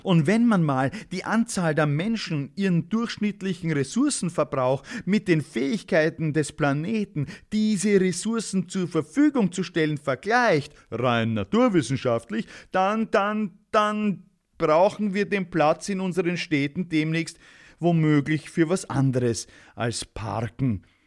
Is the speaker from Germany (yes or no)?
no; Austria; ich als Österreicher